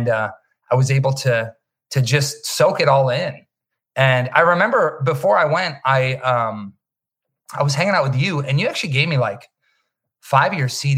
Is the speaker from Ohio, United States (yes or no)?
no; Wisconsin, United States; moved away as an adult; now in Los Angeles, United States; Growing up in Wisconsin, you know, there is, we were kind of few and far between